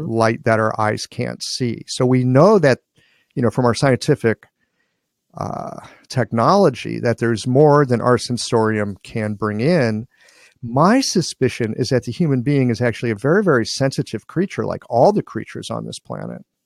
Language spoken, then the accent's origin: English; Midwest, United States; guy from the Midwest